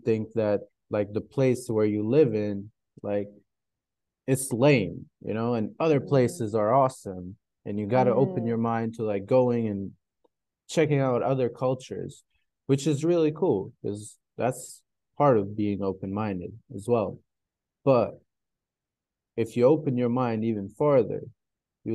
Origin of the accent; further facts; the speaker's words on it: Kosovo; moved away; also born or lived in United States; I moved back to Eastern Europe, like Kosovo